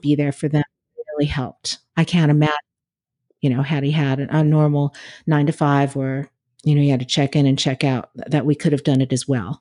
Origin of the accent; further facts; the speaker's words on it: California, United States; I grew up in California, so we didn't have an air conditioner in my house